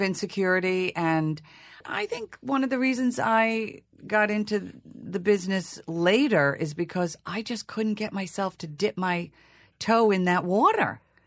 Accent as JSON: {"language": "English", "area": "Long Island", "region": "New York", "country": "United States", "tie": "born or raised there", "accent": "Long Island", "said": "I was from Long Island. It would be hard to play Hedda Gabler when you're talking like this."}